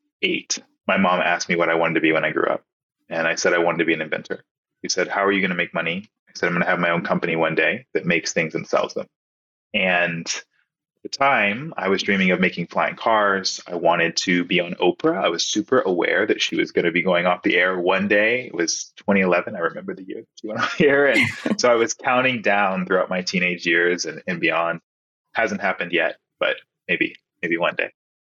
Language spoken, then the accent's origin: English; Nebraska, United States; born there; So I was born in Nebraska to two incredible parents.